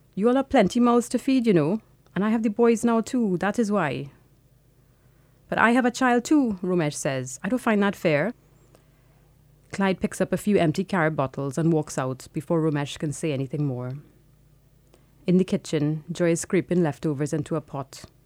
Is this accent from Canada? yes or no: no; Trinidad & Tobago; moved away as an adult; now in London, United Kingdom; I was born in Trinidad and I lived there until I was eighteen.